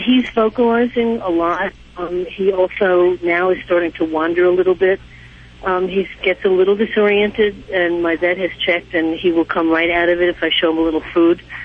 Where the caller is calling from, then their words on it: New York City, New York, United States; I'm calling from New York City